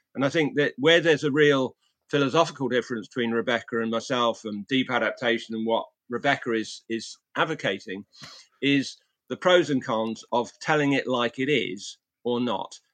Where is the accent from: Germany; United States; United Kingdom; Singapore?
United Kingdom; England; my hometown in, in England